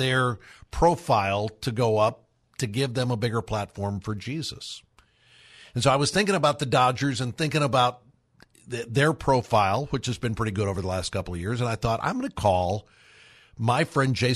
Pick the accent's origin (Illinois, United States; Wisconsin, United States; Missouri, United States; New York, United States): Missouri, United States; St. Louis; moved away; I grew up in St. Louis